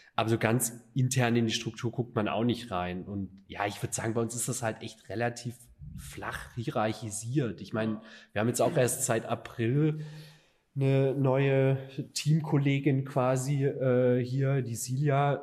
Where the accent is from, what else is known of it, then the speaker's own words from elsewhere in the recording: Stuttgart, Baden-Württemberg, Germany; moved away as an adult; now in Düsseldorf, Germany; Alex und ich, halt die Exilschwaben hier